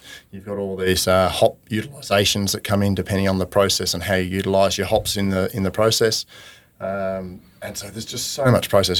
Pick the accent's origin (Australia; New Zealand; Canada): Australia; Armidale, New South Wales; moved away as an adult; also born or lived in Toowoomba / Tasmania; I grew up in Armidale, New South Wales. So yep. I was a country boy originally, and then went off to university in Toowoomba.